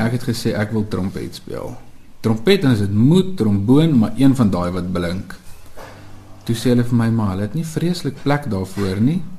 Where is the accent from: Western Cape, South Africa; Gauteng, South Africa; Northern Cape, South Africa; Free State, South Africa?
Free State, South Africa; moved away; also born or lived in Ventersburg / Bloemfontein / Pretoria; ons kom altyd van die Vrystaat af